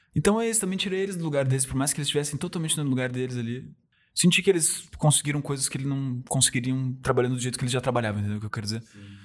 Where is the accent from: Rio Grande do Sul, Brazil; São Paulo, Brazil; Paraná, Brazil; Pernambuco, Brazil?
Rio Grande do Sul, Brazil; accent: gaúcho; eu gosto de ser gaúcho, gosto de ter um sotaque